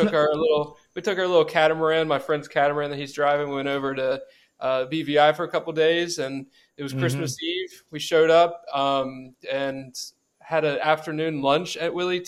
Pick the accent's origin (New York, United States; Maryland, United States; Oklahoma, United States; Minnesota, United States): Maryland, United States; Reisterstown; now in Virgin Islands; I'm from Reisterstown, Maryland.